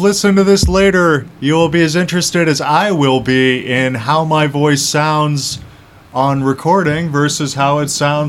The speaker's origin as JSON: {"language": "English", "town": "Minneapolis", "region": "Minnesota", "country": "United States", "said": "I am from Minneapolis."}